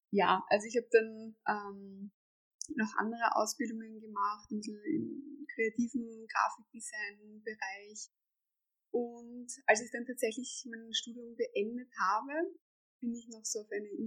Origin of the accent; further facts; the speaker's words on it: Vienna, Austria; ich komme aus Österreich, aus Wien, aus dem Westen von Wien, ähm, bin 30 Jahre alt und lebe hier mit meinem Freund